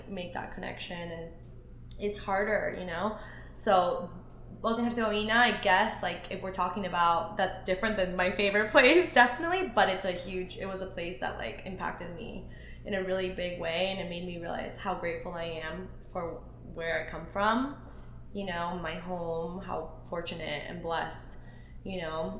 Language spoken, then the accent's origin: English; Ecuador; moved away; I'm actually from Ecuador